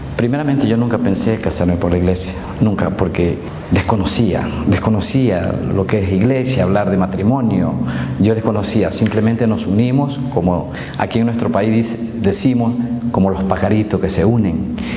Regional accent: Manabí, Ecuador; soy del Ecuador, provincia de Manabí

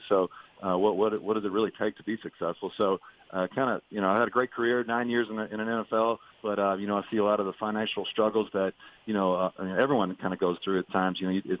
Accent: Louisville, Kentucky, United States; I'm from Louisville, Kentucky

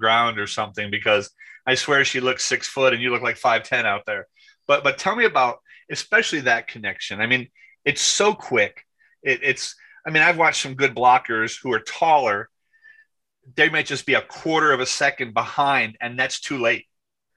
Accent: New York, United States; I'm white from New York

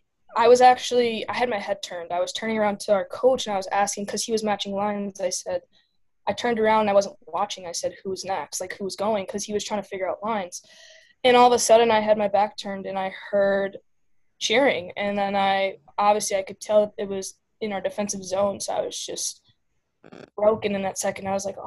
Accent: Illinois, United States; Yeah, so I started playing hockey with my hometown team.

